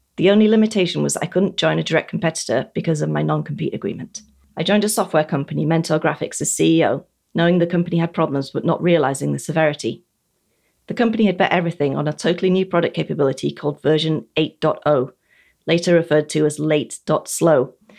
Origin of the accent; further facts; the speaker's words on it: United Kingdom; As a Brit